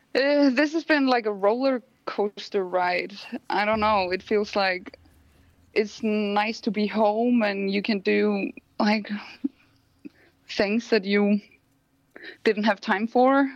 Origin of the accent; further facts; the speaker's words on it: Iceland; moved away as an adult; now in Copenhagen, Denmark; I'm from Iceland.